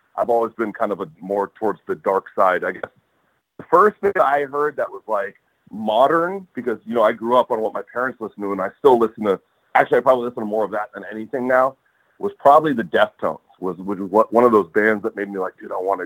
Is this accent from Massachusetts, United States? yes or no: no; Los Angeles, California, United States; I grew up in Atwater, which is, you know, about a mile, 2 miles across the LA River from the stadium